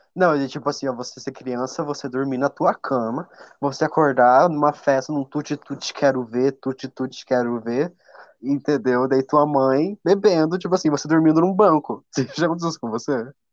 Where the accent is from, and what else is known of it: Paraná, Brazil